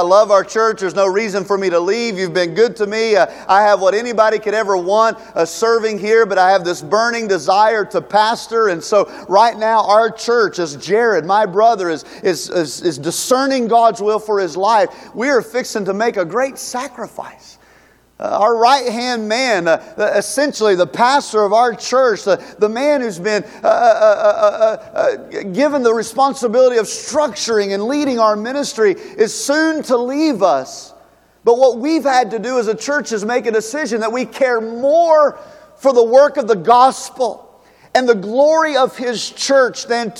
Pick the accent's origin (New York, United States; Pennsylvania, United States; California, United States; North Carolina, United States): North Carolina, United States; Charlotte; moved away; Charlotte's my hometown